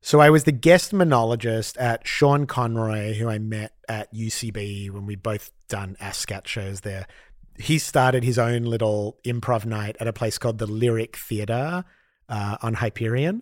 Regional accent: Australia; growing up as an Australian Jew in the eighties

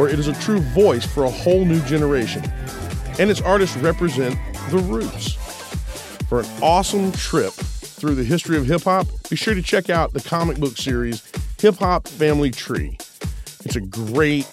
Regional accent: United States; We Americans

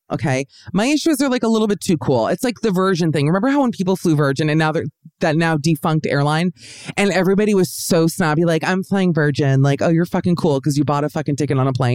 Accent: Miami, Florida, United States; moved away; I grew up in Miami.

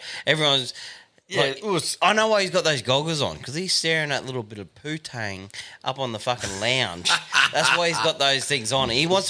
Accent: Australia; As an Aussie bloke

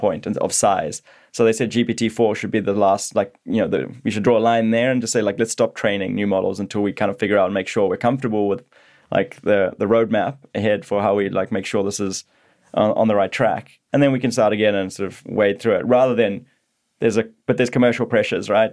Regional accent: Zimbabwe; moved away as an adult; now in Australia; I grew up in Zimbabwe

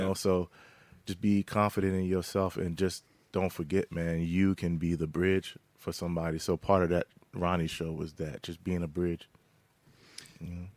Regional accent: Philadelphia, Pennsylvania, United States; growing up in Philly and out skirts of Philadelphia

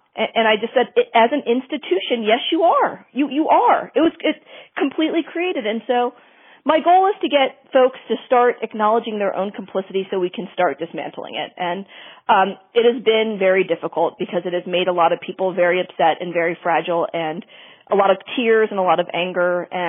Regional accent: Richmond, Virginia, United States; moved away as an adult; also born or lived in New York City / Colorado; now in Denver, United States; I'm a first generation daughter of Indian immigrants. I was born and raised in Richmond, Virginia, as you know, the capital of the Confederacy.

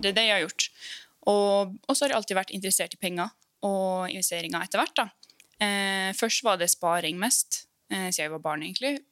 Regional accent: Molde or Ålesund, Møre og Romsdal, Norway; also born or lived in Iceland; now in Oslo, Norway; Jeg er opprinnelig fra Island. Men jeg flytta hit til Norge når jeg var fem år.

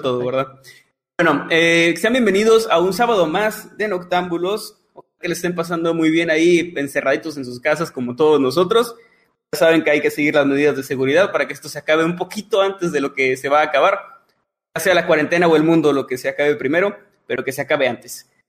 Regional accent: northern Mexico, Mexico; como buenos norteños

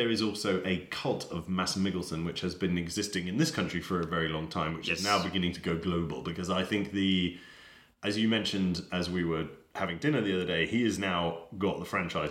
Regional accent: Denmark; I'm not English, I'm Danish

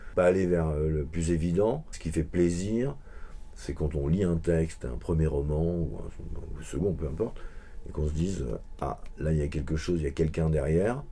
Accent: Vincennes, Île-de-France, France; quand on vient de Vincennes

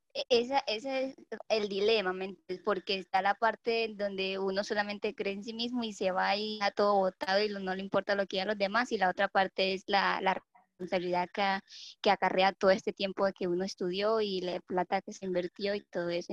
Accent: Colombia; yo soy de Colombia

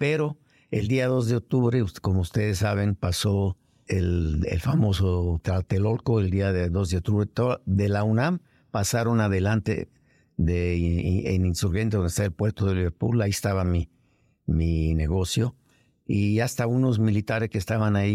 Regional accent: Naples, Campania, Italy; moved away as an adult; now in Mexico City, Mexico; yo soy nacido en, en Italia, en Nápoles.

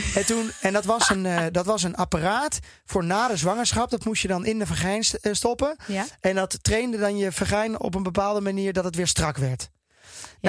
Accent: Netherlands; ik als Nederlander

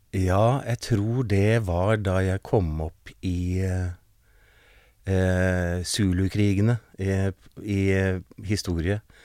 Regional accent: Oslo, Norway; Jeg vokste opp på Manglerud

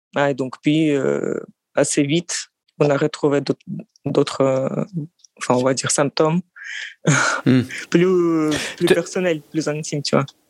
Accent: Russia; French is a second language; also born or lived in France; now in Moscow, Russia; je suis russe, géorgien. Euh, c'est-à-dire que mon père est géorgien

